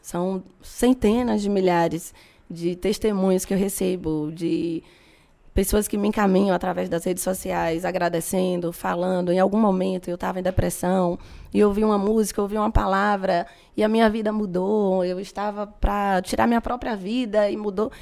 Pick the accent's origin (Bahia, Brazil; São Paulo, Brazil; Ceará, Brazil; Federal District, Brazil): Bahia, Brazil; Feira de Santana; Eu cresci ali na Mangabeira